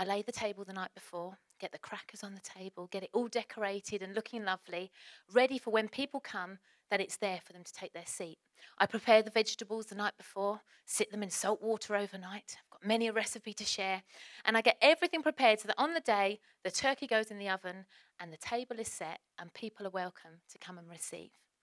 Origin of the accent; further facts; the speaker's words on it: Essex, East of England, United Kingdom; accent: Essex; I'm going to go a little bit more Essex than normal